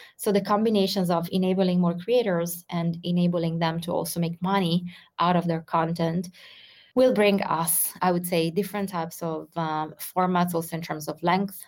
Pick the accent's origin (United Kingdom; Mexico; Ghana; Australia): Ghana; I am from Ghana and currently living in Ghana, located in West Africa.